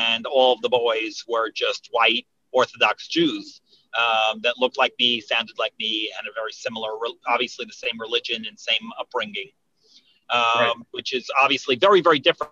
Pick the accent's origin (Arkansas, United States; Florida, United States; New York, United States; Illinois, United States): New York, United States; Monsey; I grew up in Muncie, New York